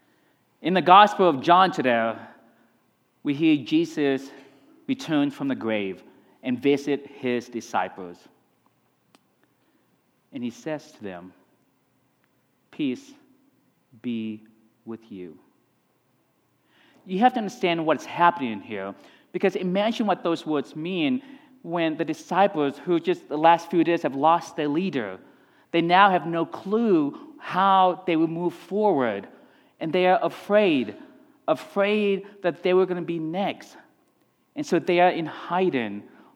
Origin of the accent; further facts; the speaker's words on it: Texas, United States; This is Colorado is the place where growing up in Texas is where I learned to ski.